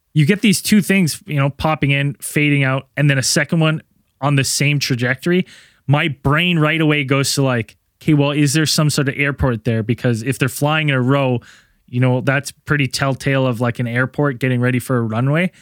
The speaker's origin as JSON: {"language": "English", "country": "Canada", "said": "I'm Canadian"}